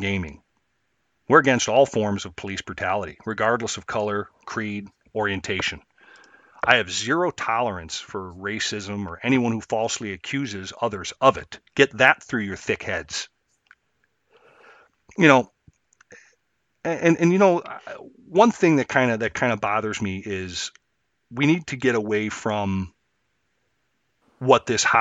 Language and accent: English; Chicago, Illinois, United States; I grew up in and around Chicago, streets mostly